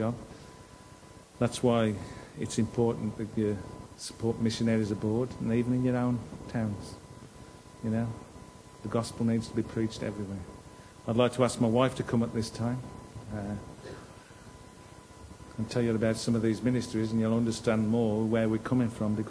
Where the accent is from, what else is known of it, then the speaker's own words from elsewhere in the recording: Cannock, West Midlands, United Kingdom; I'm from Cannock, I can go and knock on doors because I know people